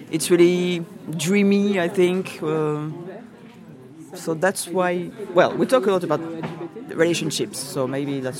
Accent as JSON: {"language": "English", "town": "Toulouse", "region": "Occitania", "country": "France", "second_language": "English", "said": "I'm from Toulouse. I'm 42"}